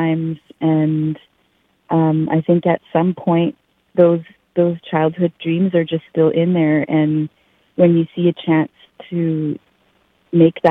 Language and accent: English; Yellowknife, Northwest Territories, Canada; moved away as an adult; now in Delta, Canada; growing up in Yellowknife